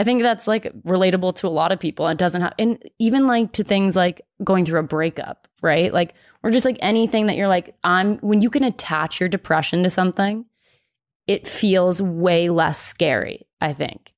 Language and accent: English; Dallas, Texas, United States; moved away as an adult; also born or lived in Oklahoma; growing up in Texas and then being in Oklahoma